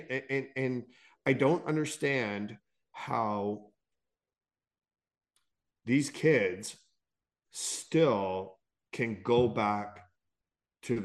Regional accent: Canada; we are Canadian

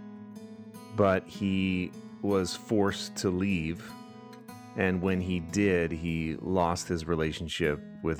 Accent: Oxnard, California, United States; Oxnard is where I'm from

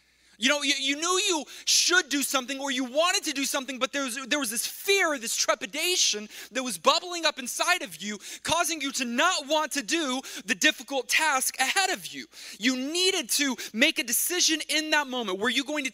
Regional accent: Texas, United States; moved away; When I grew up in Texas, by the way, my brother Dylan and I, we grew up in Texas

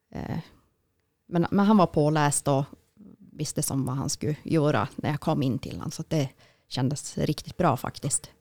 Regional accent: Jokkmokk, Norrbotten County, Sweden; now in Piteå, Sweden; jag är ju född och uppvuxen i Jokkmokk

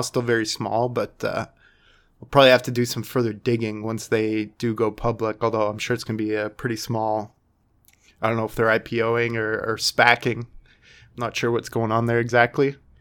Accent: Canada; being our Canadian, um, brothers and sisters

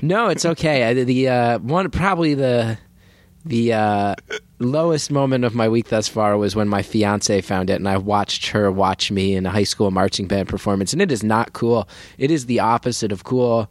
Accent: New Jersey, United States; born or raised there

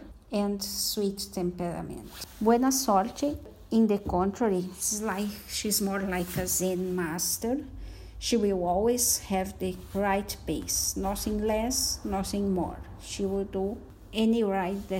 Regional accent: Rio Grande do Sul, Brazil; I'm from Rio Grande do Sul state, south of Brazil.

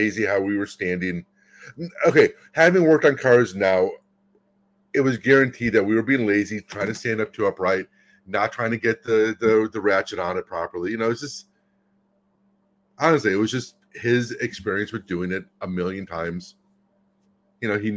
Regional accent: Pacifica, California, United States; also born or lived in Cleveland; I grew up in Pacifica

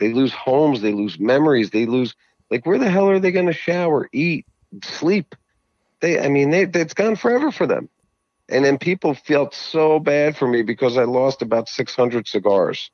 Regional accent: New Jersey, United States; I'm from Jersey.

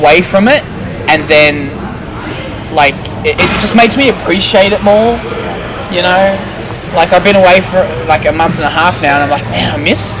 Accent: Australia; Because I'm very Australian and I use a lot of slang all the time.

